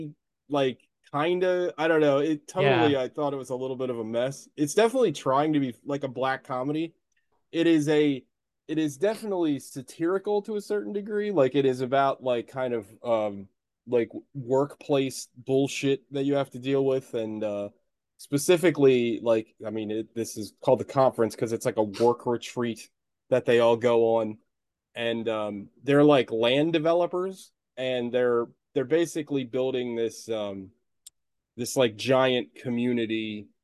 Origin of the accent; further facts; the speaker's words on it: United States; as an American